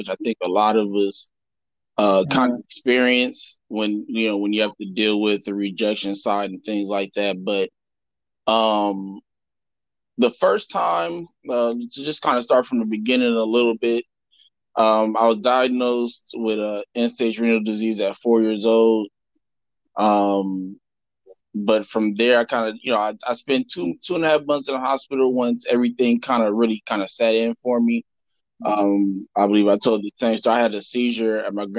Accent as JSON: {"language": "English", "town": "Los Angeles", "region": "California", "country": "United States", "said": "I'm from Los Angeles, California."}